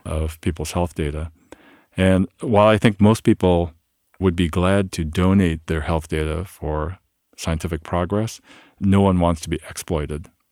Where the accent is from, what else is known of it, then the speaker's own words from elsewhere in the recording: Ohio, United States; I'm Korean by heritage. I was born in Ohio, but, uh, Korean by heritage, and my parents immigrated from Korea